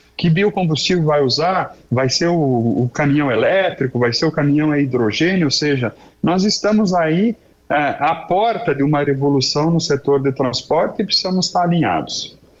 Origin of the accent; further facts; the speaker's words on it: Brazil; also born or lived in Passo Fundo, Rio Grande do Sul; nós somos brasileiros